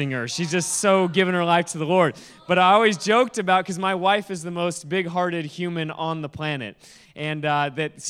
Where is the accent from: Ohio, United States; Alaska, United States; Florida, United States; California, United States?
Alaska, United States; now in Kona, United States; I live in Kona, Hawaii. I'm originally from Alaska